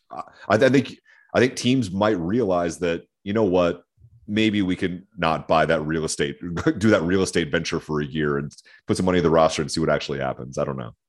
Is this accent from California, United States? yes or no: no; Cleveland, Ohio, United States; now in Denver, United States; I grew up in Cleveland